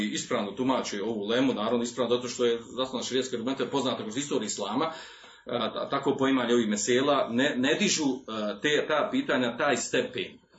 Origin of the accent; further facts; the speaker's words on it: Bosnia & Herzegovina; kod nas u Bosni